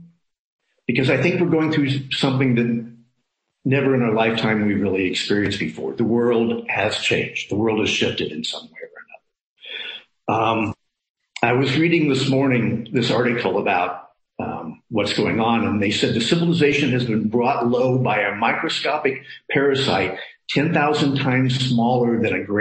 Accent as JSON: {"language": "English", "region": "Midwest", "country": "United States", "moved": "yes", "lives_now": "San Francisco, United States", "said": "I come from the Midwest"}